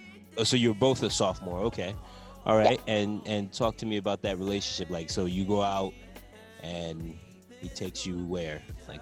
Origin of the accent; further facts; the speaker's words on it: Largo, Maryland, United States; I grew up in the Kettering Largo area, PG County, and I went to Largo High School.